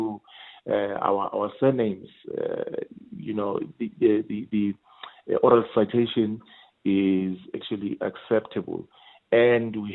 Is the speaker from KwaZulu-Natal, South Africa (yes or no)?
no; Mpumalanga, South Africa; also born or lived in Indonesia; I was born in Mpumalanga